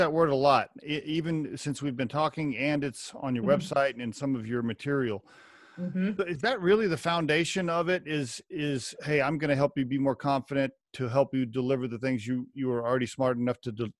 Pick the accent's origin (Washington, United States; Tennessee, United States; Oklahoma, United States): Oklahoma, United States; I grew up in Oklahoma on a small farm